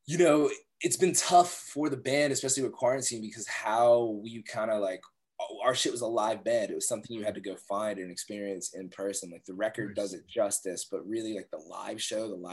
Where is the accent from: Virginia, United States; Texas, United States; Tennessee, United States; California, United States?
Virginia, United States; Northern; I'm from Virginia, right? Grew up in Northern Virginia, grew up on like a couple acres of land, like super country